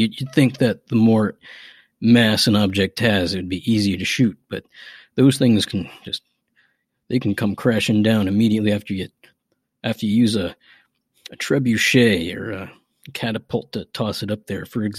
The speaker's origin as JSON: {"language": "English", "town": "McDowell", "region": "Virginia", "country": "United States", "tie": "born or raised there", "said": "As it is, my hometown, McDowell, Virginia, it's a historical Civil War battle site. So naturally, I do come from a long line of gun toters and outlaws and sharpshooters and what have you."}